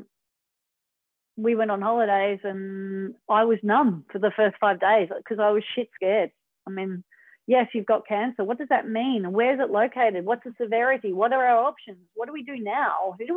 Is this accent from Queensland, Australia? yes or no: no; Manly, New South Wales, Australia; growing up in Manly